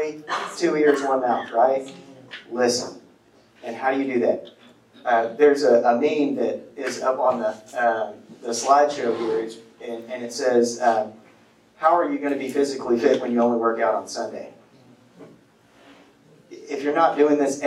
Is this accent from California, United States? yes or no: no; Livingston, Texas, United States; moved away; I'm from Livingston, East Texas